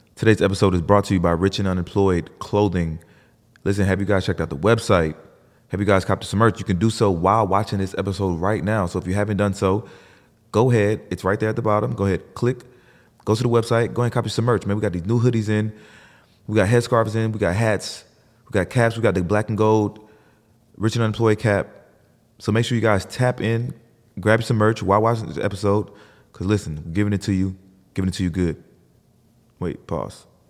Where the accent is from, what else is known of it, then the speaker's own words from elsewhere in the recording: Atlanta, Georgia, United States; also born or lived in New Jersey; I was born in New Jersey, but I was raised on the South Side